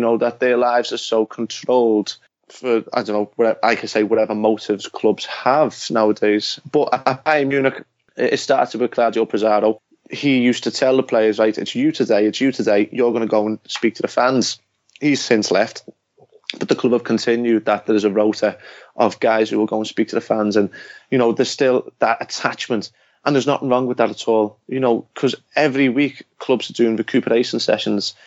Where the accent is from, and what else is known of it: England, United Kingdom; born or raised there